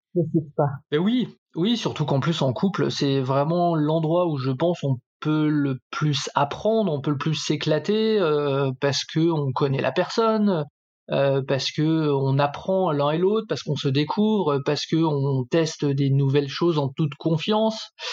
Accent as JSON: {"language": "French", "town": "Saint-Étienne", "region": "Auvergne-Rhône-Alpes", "country": "France", "moved": "yes", "lives_now": "Paris region, France", "said": "j'habite en région parisienne, je suis originaire de Saint-Étienne"}